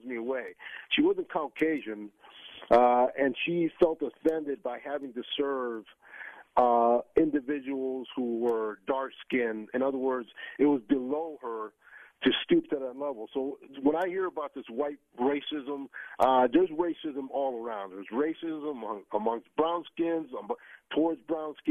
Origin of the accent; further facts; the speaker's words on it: Northeast, United States; now in Tampa, United States; growing up in the Northeast